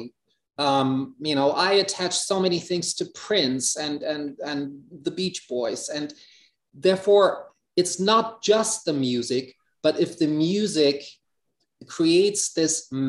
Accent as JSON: {"language": "English", "region": "Hamburg", "country": "Germany", "tie": "born or raised there", "second_language": "English", "said": "life in Hamburg"}